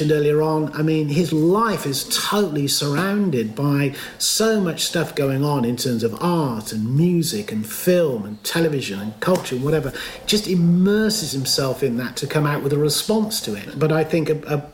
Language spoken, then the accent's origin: English; Stroud, South West England, United Kingdom; I'm proud of being born and bred in Stroud. I still live there